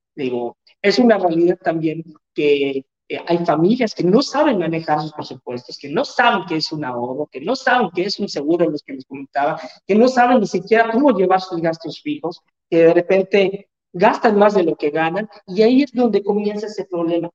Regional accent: Mexico; como buen mexicano, gasto más de lo que gano

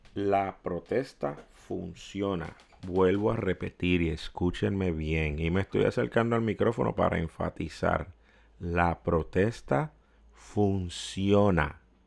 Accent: Puerto Rico

